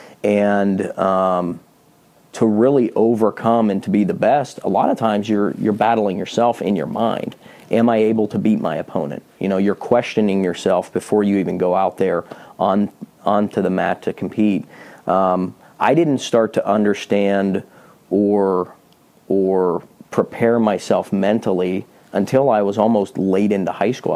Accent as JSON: {"language": "English", "town": "Pittsburgh", "region": "Pennsylvania", "country": "United States", "tie": "born or raised there", "said": "I was born and raised in Pittsburgh, Pennsylvania, the youngest of seven kids"}